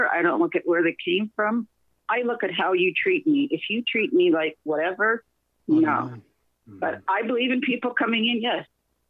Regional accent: Canada; But a lot of people when they come here, I'm Canadian.

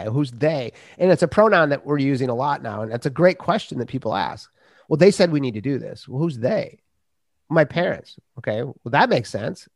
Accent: Minnesota, United States; I grew up in Minnesota

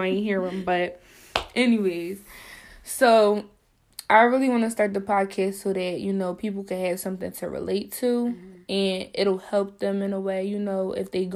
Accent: Philadelphia, Pennsylvania, United States; I'm 20 years old, and I'm from Philly. Philadelphia

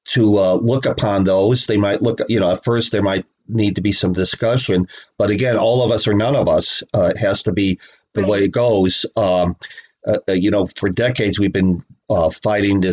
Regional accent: Chicago, Illinois, United States; Chicago, where I was born and raised.

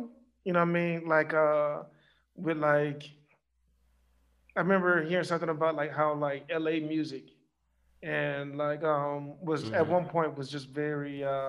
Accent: Macon, Georgia, United States; I'm like from Macon

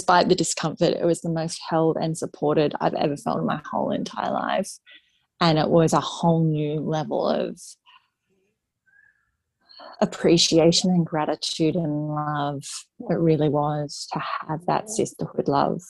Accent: Sydney, New South Wales, Australia; moved away as an adult; now in Northern Rivers, Australia; I grew up in Sydney

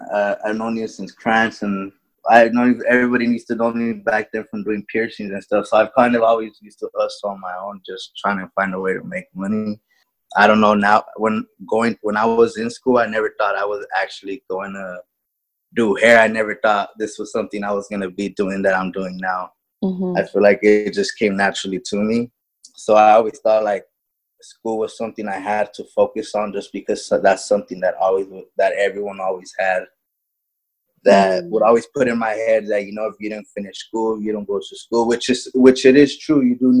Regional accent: California, United States; I'm from Amani, California. I'm 24 years old, and I'm a hairstylist.

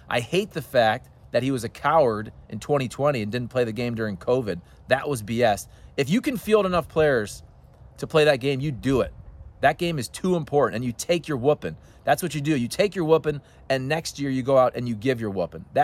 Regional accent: Toledo, Ohio, United States; I grew up in Toledo, Ohio, which is the epicenter of the Ohio State Michigan rivalry.

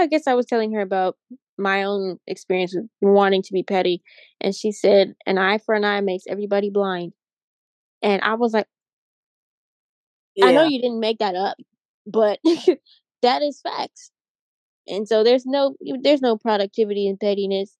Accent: Pittsburgh, Pennsylvania, United States; I'm from Pittsburgh, PA

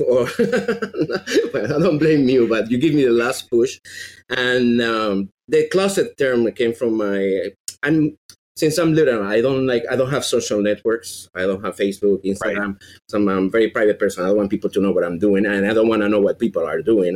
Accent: Venezuela; English is a second language; moved away; I'm from Venezuela

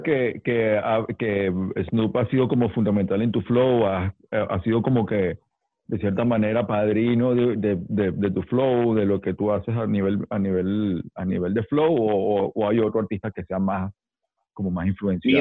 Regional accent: Venezuela; los raperos venezolanos

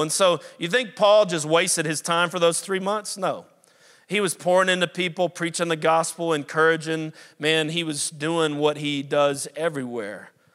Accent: New Orleans, Louisiana, United States; also born or lived in South Carolina; now in Pittsburgh, United States; I was born and raised in New Orleans, but, uh, my dad became pastor of a church in the upstate of South Carolina about thirty years ago

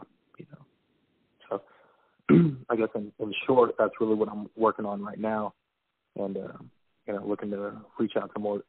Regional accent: Riverside, California, United States; also born or lived in Las Vegas, Nevada / Chico, California; I mainly grew up in Riverside, California.

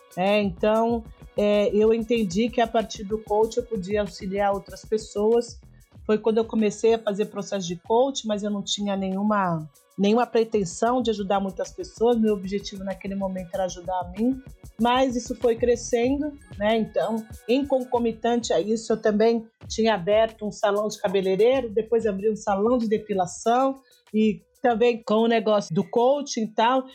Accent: São Paulo, Brazil; Sou do extremo da Zona Leste de São Paulo, sou de Guaianazes, né? nasci em Guaianazes

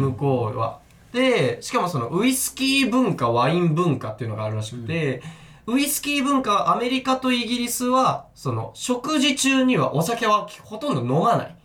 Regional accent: Tokyo, Japan; 東京出身で、僕、江東区っていうめちゃくちゃ汚い町出身なんで

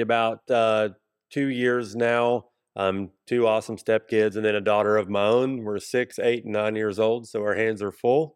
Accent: Kingsport, Tennessee, United States; now in Johnson City, United States; I grew up in Kingsport

